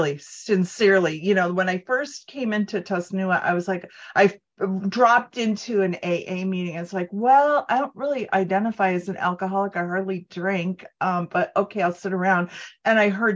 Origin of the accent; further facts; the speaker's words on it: Cleveland, Ohio, United States; I was raised in Cleveland, Rust Belt, in a 50 suburb